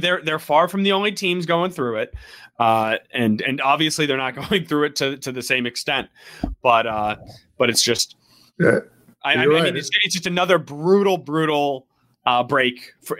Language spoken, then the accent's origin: English; Ann Arbor, Michigan, United States; when I was growing up in Ann Arbor.